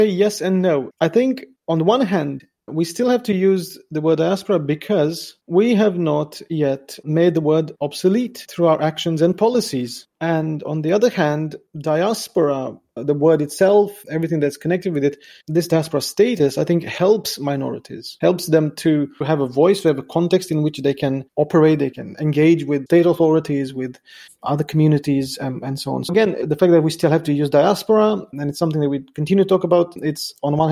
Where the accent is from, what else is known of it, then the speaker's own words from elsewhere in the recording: Romania; moved away; every time I go back to Romania, to my hometown